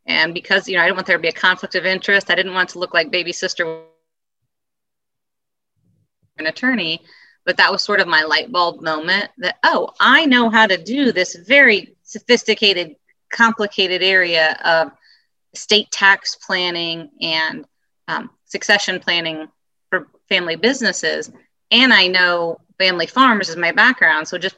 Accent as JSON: {"language": "English", "town": "Peru", "region": "Indiana", "country": "United States", "tie": "born or raised there", "said": "I was born and raised in Peru, Indiana, in Miami County"}